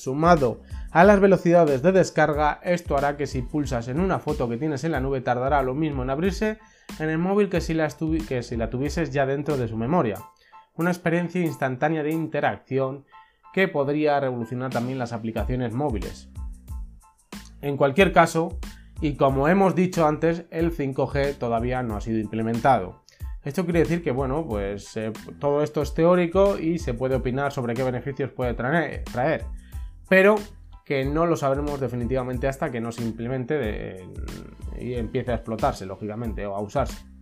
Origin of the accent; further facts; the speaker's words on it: Spain; en mi país, que es España